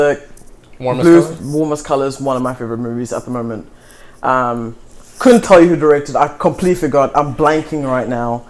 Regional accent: South Africa; moved away as an adult; now in Los Angeles, United States; Born and raised in South Africa, maybe Azania

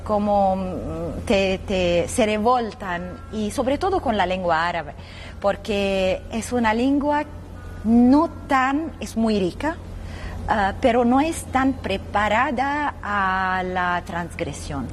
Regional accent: Lebanon; desde muy niña ah, había una guerra civil muy feroz en mi país, en el Líbano

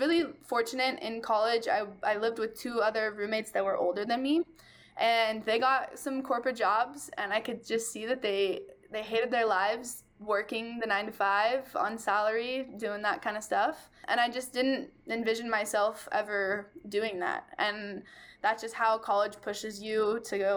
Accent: Bend, Oregon, United States; I was born and raised in Bend, small town

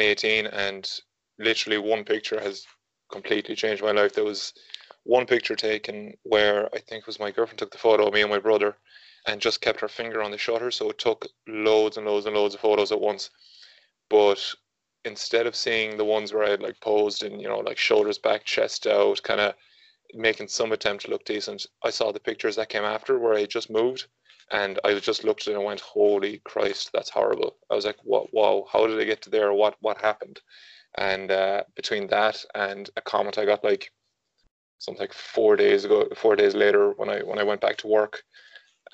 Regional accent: Galway, Connacht, Ireland; I'm 28 and I'm from Galway

